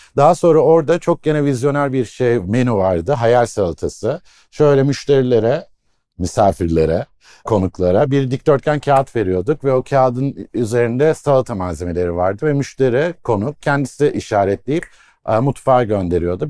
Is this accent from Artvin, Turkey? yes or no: no; Iskenderun, Hatay, Turkey; Hataylıyım, İskenderunluyum